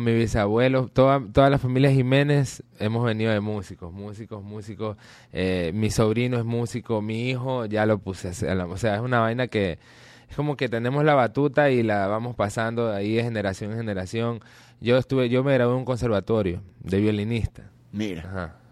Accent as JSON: {"language": "Spanish", "town": "Guayaquil", "region": "Guayas", "country": "Ecuador", "said": "todos los muchachos de la banda, de, de, los, inicios, eh, eh, somos de Las Tejas"}